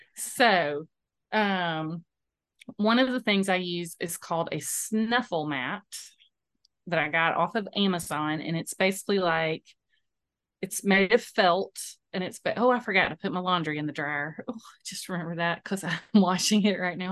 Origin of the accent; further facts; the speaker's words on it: Moultrie, Georgia, United States; I grew up in Moultrie